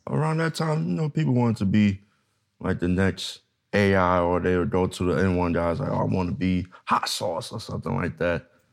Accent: New York, United States; now in Los Angeles, United States; I'm originally from New York

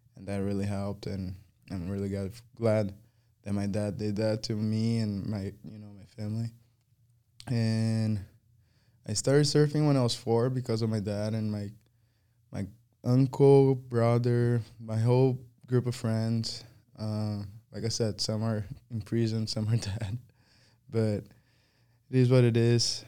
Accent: Guarujá, São Paulo, Brazil; English is a second language; moved away; it's right on the beach, and that's where I grew up

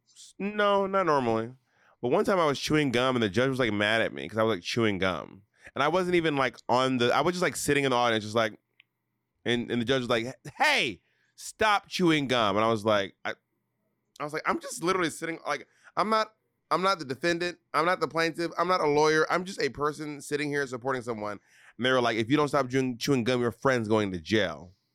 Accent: Atlanta, Georgia, United States; moved away; also born or lived in New York City, United States / Alabama, United States; I am from Atlanta, and I am a New Yorker.

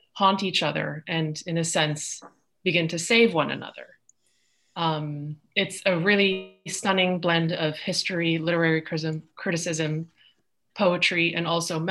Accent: New York, United States; now in Miami, United States; I am originally from New York

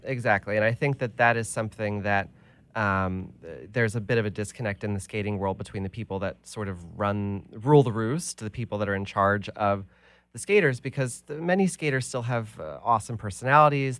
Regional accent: United States; as American Olympians

